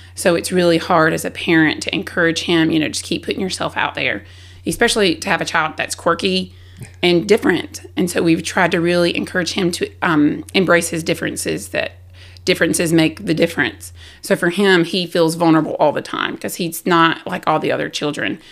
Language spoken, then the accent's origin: English; South Carolina, United States; moved away; I was from South Carolina